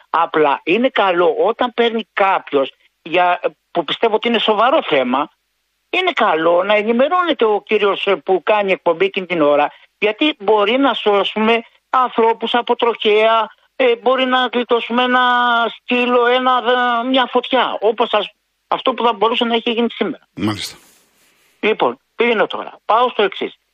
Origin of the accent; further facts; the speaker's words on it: Corinth, Peloponnese, Greece; εγώ είμαι από Κόρυθο ε, και εγώ το έβλεπα στην τηλεόραση.